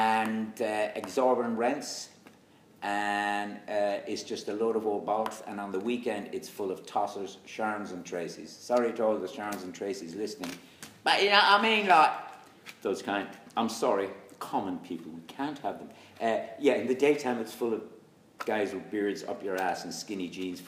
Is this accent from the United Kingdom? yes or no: no; Senegal; I'm originally from Senegal, but I look Irish.